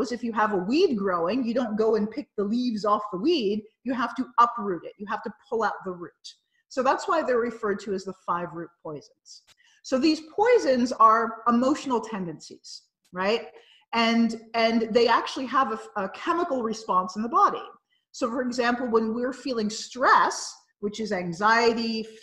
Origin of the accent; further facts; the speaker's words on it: United States; I'm a North American and I'm from the United States